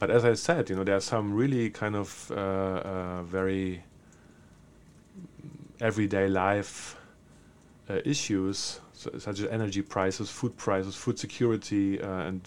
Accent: Berlin, Germany; English is a second language; there's a very straightforward reason. I'm from Berlin.

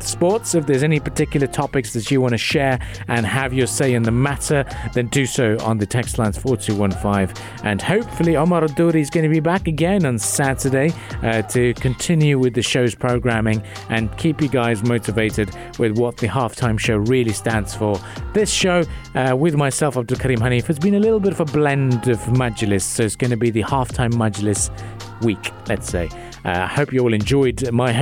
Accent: Karachi, Sindh, Pakistan; now in United Arab Emirates; I hail from Karachi originally

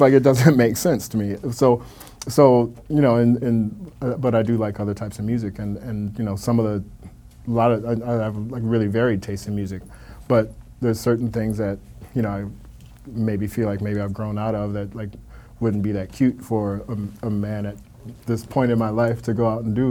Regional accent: Milwaukee, Wisconsin, United States; moved away as an adult; now in New York, United States; born and raised in Milwaukee, Wisconsin

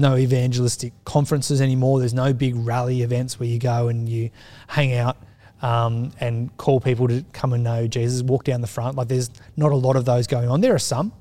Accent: Australia; as we've become more secular as an Australian society

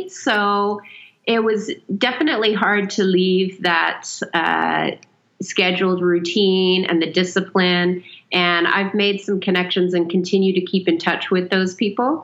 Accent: Canada; now in Saudi Arabia; we currently live in Saudi Arabia and we're Canadian

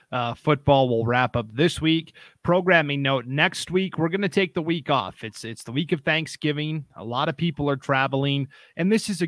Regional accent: Montana, United States; moved away; I'm from Montana, as I've said numerous times on this podcast.

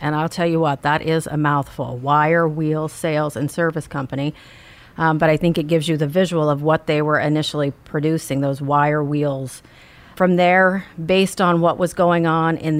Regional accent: Texas, United States; now in Oregon, United States; I'm from Texas

